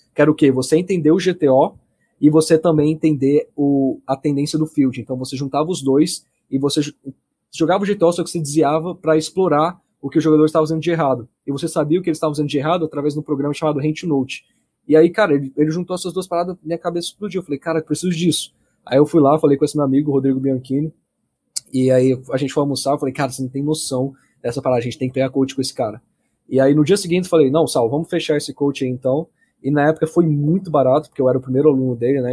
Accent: Anápolis, Goiás, Brazil; now in Brasília, Brazil; Aqui em Brasília, eu sou de Brasília. É, na verdade, sou de Anápolis, nasci em Anápolis, só que moro em Brasília

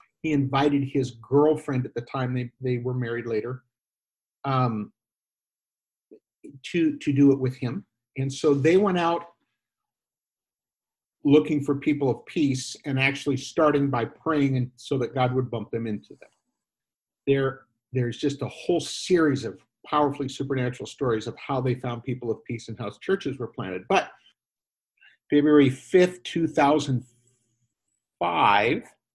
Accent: Northwestern United States, Pacific Northwest, United States; first language English; moved away as an adult; also born or lived in Mexico / Guatemala / Spain / Bay Area, California; now in western suburbs of Chicago, United States; I grew up in the Northwestern United States

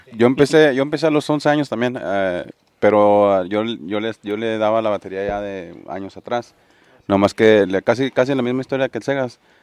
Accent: Ojinaga, Chihuahua, Mexico; originario de Ojinaga, Chihuahua

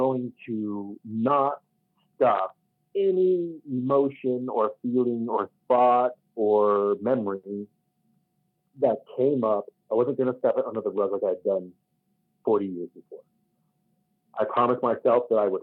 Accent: Kentucky, United States; now in Colorado, United States; growing up in Kentucky

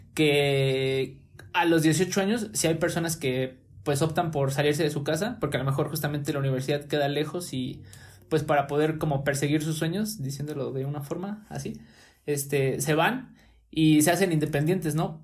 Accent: Mexico; parte de nuestra cultura como mexicanos

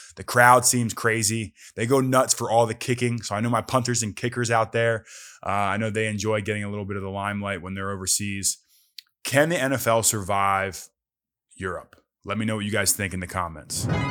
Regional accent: Philadelphia, Pennsylvania, United States; moved away; also born or lived in New Jersey / Arizona; I grew up in Philadelphia. in the suburbs of Philadelphia, right outside, you know, north, northeast Philly

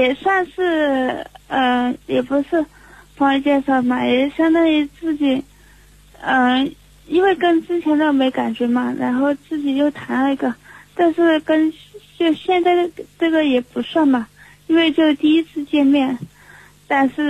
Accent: Sichuan, China; 哎，我来自四川。

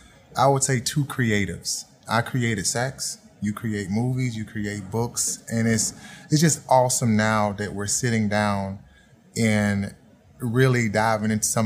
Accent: Auburn, Alabama, United States; I'm from Auburn, Alabama.

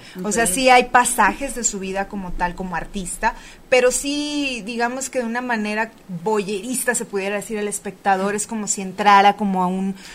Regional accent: Tijuana, Baja California, Mexico; moved away as an adult; now in Mexico City, Mexico; en Tijuana, Baja California, de donde soy

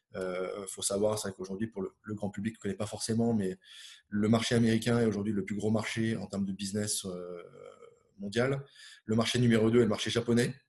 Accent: Finistère, Brittany, France; je suis originaire de, Bretagne, du Finistère, on va dire le, bout du monde là-bas, euh, euh, côté, Manche, à côté de entre Brest et, Morlaix. J'ai vécu mon, enfance.

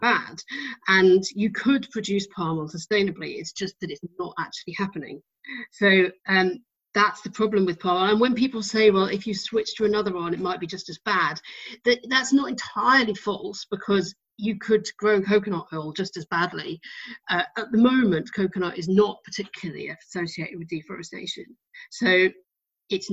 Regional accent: United Kingdom; I'm British

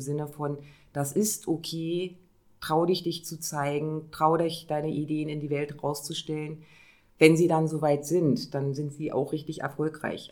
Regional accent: Neustrelitz, Mecklenburg-Vorpommern, Germany; an meinem Heimat in Neustrelitz weiter zu arbeiten

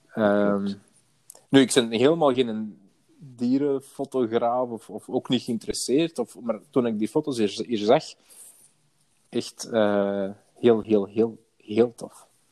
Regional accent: Antwerp, Flanders, Belgium; moved away as an adult; now in Merksem, Belgium; ik kom van Antwerpen. Eh, ik, heb er vroeger gewoond

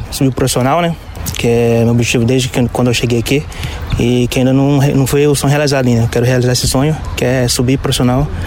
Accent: Bela Vista do Paraíso, Paraná, Brazil; eu sou de Bela Vista Paraíso, né? Comecei em Bela Vista Paraíso, joguei na escolinha

